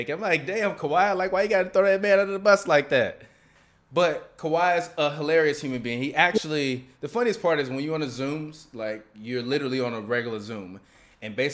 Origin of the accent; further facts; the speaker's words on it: Chicago, Illinois, United States; I play like a West Side hooper, even though I'm from the even though I'm from the South Side.